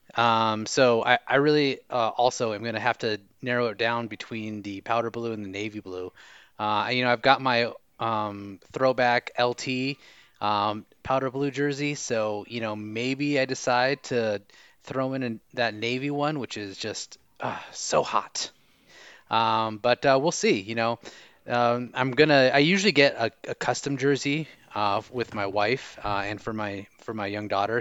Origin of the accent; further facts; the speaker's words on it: Orange County, Southern California, United States; now in Costa Rica; I am originally from Southern California in Orange County, so I've been uh, a local Charger fan there in the states